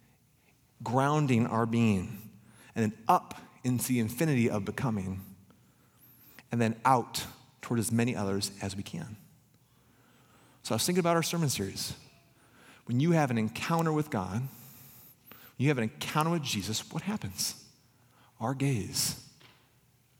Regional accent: Pella, Iowa, United States; growing up in Pella

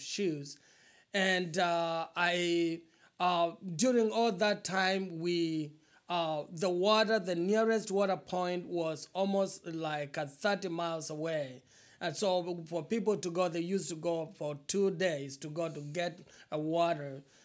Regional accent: eastern Kenya, Kenya; moved away as an adult; now in Quad Cities, United States; I was born in Eastern Kenya, in uh, a very very poor family

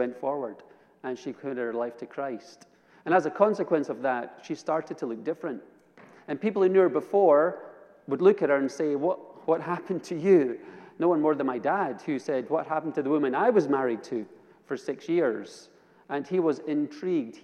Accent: Edinburgh, Scotland, United Kingdom; I was raised in Edinburgh, Scotland, in the capital city.

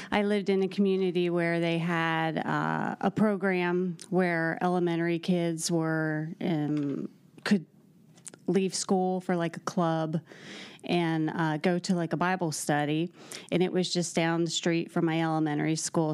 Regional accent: Chambersburg, Pennsylvania, United States; moved away as an adult; also born or lived in Columbus, Ohio / Atlanta, Georgia / Greenville, South Carolina; now in West Lafayette, United States; I'm from Chambersburg, Pennsylvania

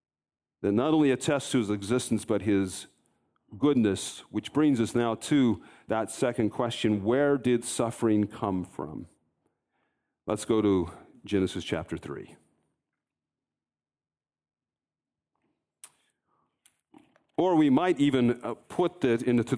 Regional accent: Colorado, United States; I grew up in Colorado

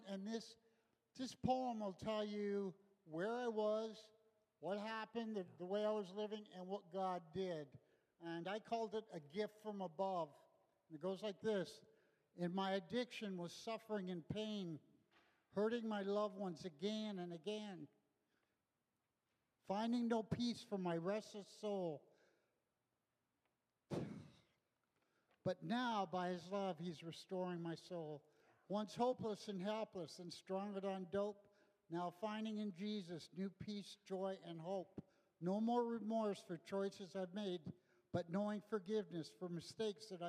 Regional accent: Los Angeles, California, United States; I grew up in Los Angeles in the 60s.

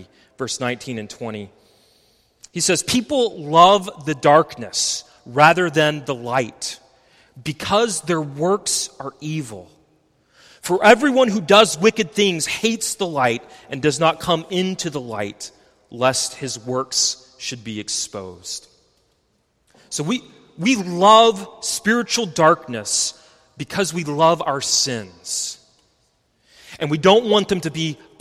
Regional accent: West Texas, United States; I grew up in West Texas, not far from Carlsbad, New Mexico

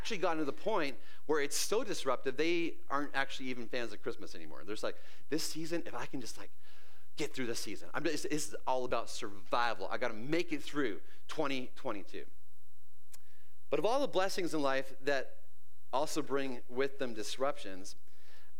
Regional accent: British Columbia, Canada; moved away; I lived in this little tiny town in the middle of nowhere, BC

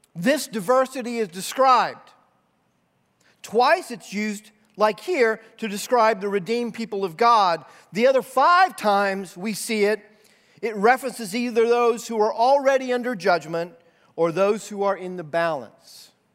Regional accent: United States

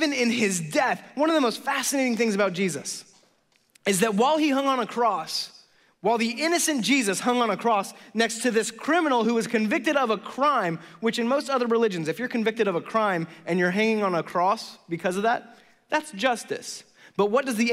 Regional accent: the Bay Area, California, United States; I'm from the Bay Area, and I'm a pastor

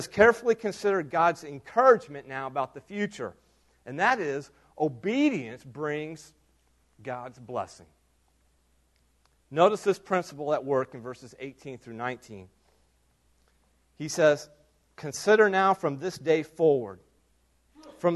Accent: United States

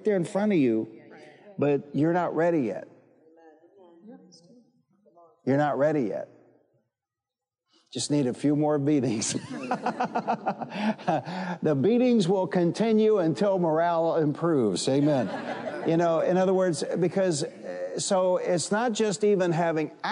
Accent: Detroit, Michigan, United States; I'm from Detroit, and I grew up fighting

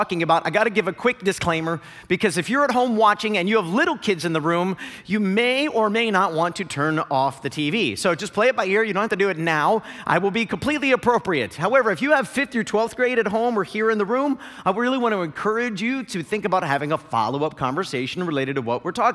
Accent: Northeast Ohio, United States; moved away; I grew up in Northeast Ohio.

